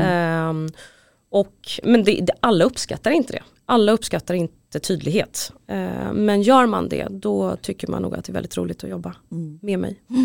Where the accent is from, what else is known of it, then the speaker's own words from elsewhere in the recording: Stockholm, Stockholm County, Sweden; also born or lived in Huddinge; jag är uppvuxen på båda platserna, för mina föräldrar skilde sig när jag var ganska ung och pappa bodde i Husby och mamma bodde i Huddinge.